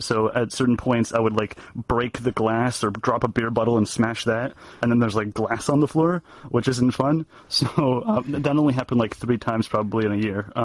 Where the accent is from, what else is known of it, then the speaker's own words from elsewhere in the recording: Canada; I'm Canadian